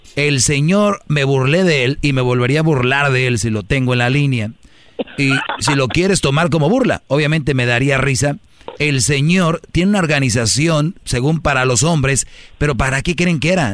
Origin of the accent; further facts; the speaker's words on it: northern Mexico, Mexico; así hablo yo fuerte. Soy del norte